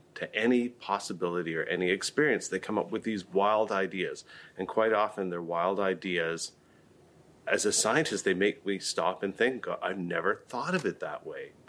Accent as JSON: {"language": "English", "country": "Canada", "lives_now": "Vancouver, Canada", "said": "I'm a Canadian scientist, and I studied on the east coast of Canada"}